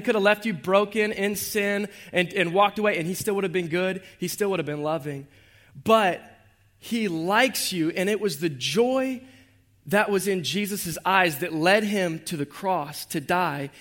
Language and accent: English; Jacksonville, Florida, United States; I was born and raised right here in Jacksonville, Duval, on the west side.